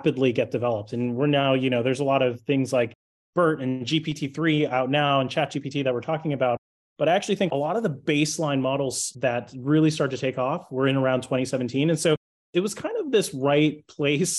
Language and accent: English; Toronto, Ontario, Canada; I was born and raised in Toronto in Canada. I'm actually Canadian